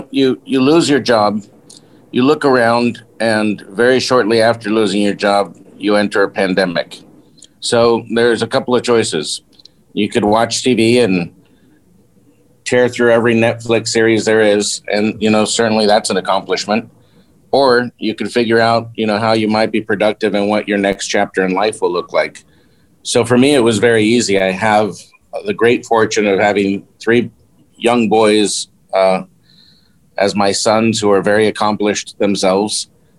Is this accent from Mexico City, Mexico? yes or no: yes; Mexico City, Mexico; also born or lived in Long Beach; I was born in Long Beach, California, raised in Mexico, went to a Mexican and French school, and then to an American high school in Mexico City.